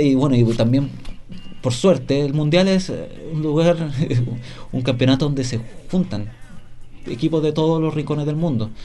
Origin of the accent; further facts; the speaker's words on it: Chile; como chileno